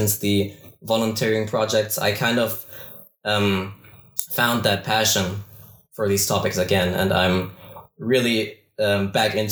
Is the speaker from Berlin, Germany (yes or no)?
no; Bavaria, Germany; I am from Bavaria, Germany.